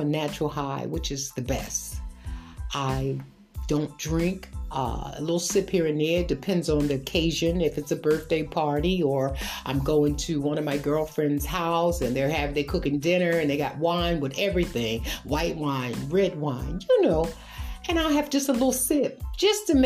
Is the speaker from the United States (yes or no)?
yes; New York City, New York, United States; I grew up in Brooklyn, New York